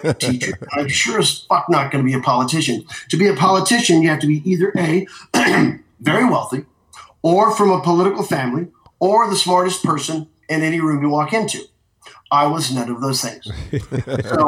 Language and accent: English; Tipton, Missouri, United States; moved away as an adult; also born or lived in Chicago; I'm from Tipton